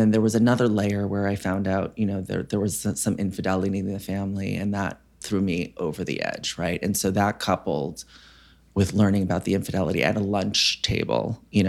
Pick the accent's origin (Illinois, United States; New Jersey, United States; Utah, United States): New Jersey, United States; West Orange; I grew up in Northern New Jersey in West Orange.